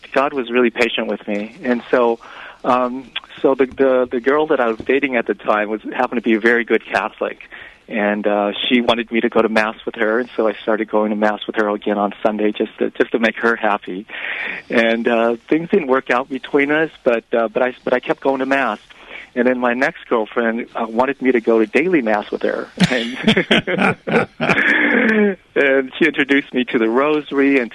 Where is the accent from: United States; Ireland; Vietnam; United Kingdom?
Vietnam; moved away; I'm from Vietnam. I was born in Vietnam